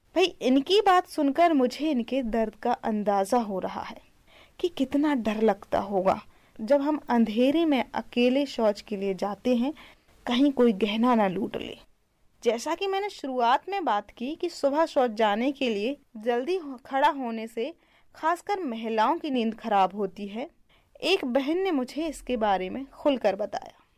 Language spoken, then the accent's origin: Hindi; Bundelkhand, India; मैं बुंदेलखंड की रहने वाली हूँ